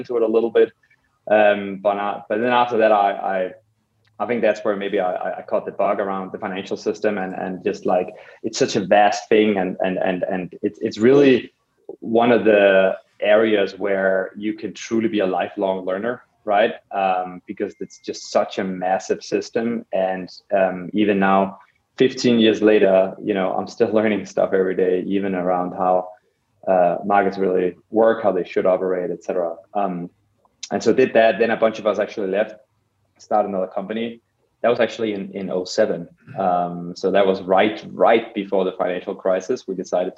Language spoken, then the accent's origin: English; Copenhagen, Capital Region of Denmark, Denmark; moved away; I grew up in Copenhagen in Denmark